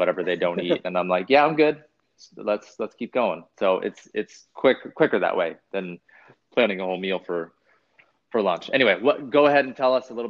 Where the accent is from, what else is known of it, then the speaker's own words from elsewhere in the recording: West Coast, United States; when I grew up in the West Coast